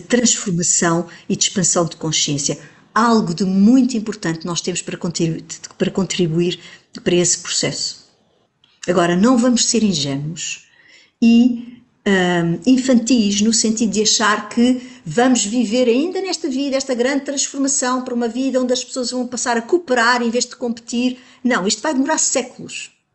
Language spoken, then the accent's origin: Portuguese; Portugal; Como portuguesa que sou